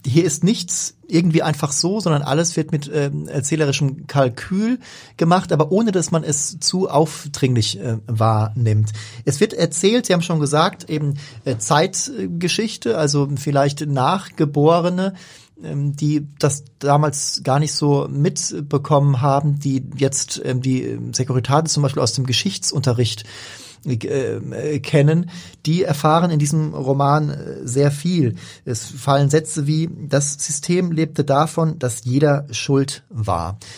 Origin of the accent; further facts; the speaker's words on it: Hamburg, Germany; gerade als Hamburger erkennen wir viel wieder.